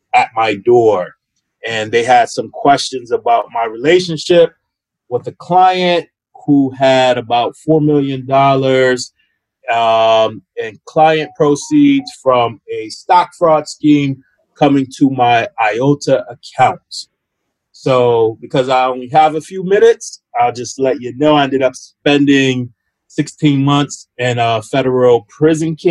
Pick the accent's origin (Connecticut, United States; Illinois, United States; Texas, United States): Connecticut, United States; Hartford; I'm from Hartford, Connecticut.